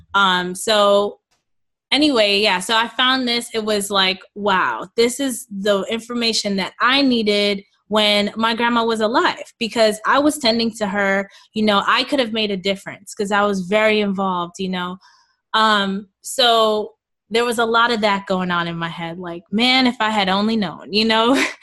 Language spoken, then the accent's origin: English; New York City, New York, United States; I was born and raised in Queens, New York, uh, to Jamaican parents.